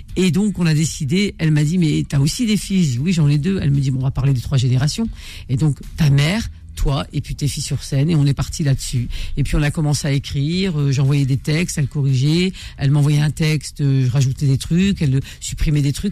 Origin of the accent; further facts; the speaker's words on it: northern France, France; mes parents sont du nord de l'Afrique et moi je suis du nord euh, de la France